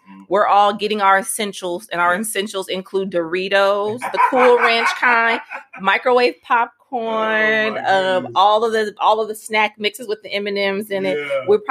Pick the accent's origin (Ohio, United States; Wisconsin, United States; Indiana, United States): Ohio, United States; Cleveland; now in California, United States; I am originally from Cleveland.